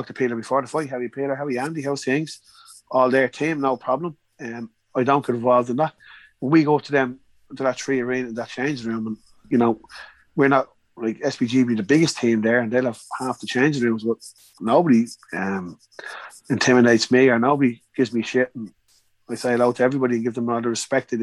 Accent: Ireland; We're from Ireland. We're in England.

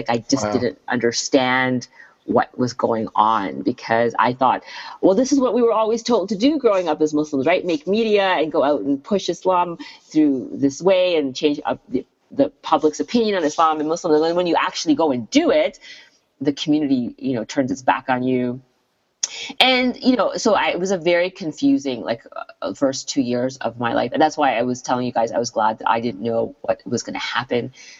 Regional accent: Canada; And so as a Canadian who grew up, you know, as a child who grew up in Canada, my comedy was very Canadian.

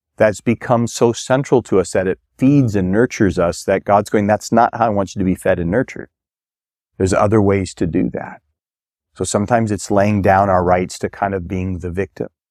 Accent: Minnesota, United States; moved away; I grew up in Minnesota

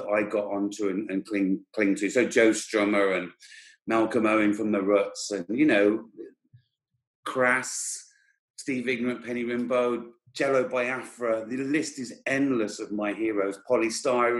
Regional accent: hometown of John Bonham, West Midlands, United Kingdom; born or raised there

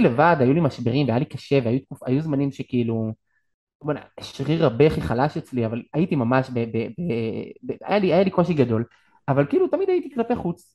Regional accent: Hoshaya, Northern District, Israel; גדלתי במשפחה דתית לאומית בצפון, ביישוב הושעיה

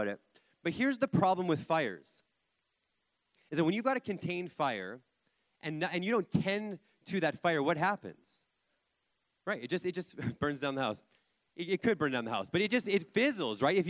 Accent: Kelowna, British Columbia, Canada; I grew up in Kelowna, in church, going to youth.

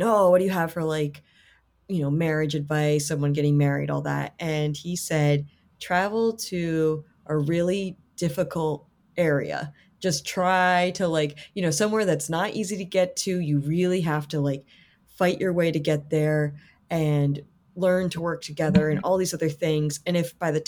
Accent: Rhode Island, United States; moved away as an adult; also born or lived in Limerick, Ireland; now in Los Angeles, United States; I grew up in Rhode Island

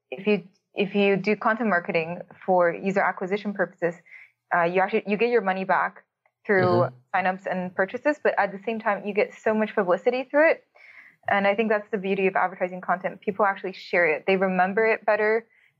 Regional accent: Toronto, Ontario, Canada; moved away as an adult; now in Berlin, Germany; I'm from Toronto.

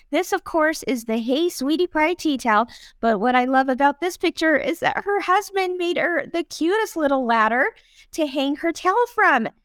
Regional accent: Indianapolis, Indiana, United States; I am from Indianapolis.

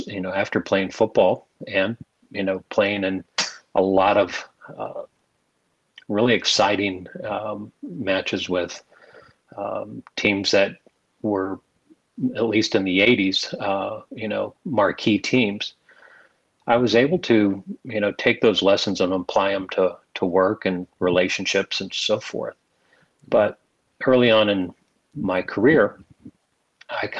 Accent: Arizona, United States; moved away as an adult; also born or lived in Indiana / El Paso, Texas; I was born in Indiana. And as a very young guy, my parents moved me to Arizona. And that's where I did most of my formative years from the age of 5 to 18

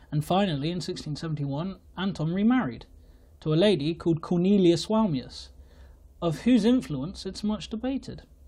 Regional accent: England, United Kingdom; I am English

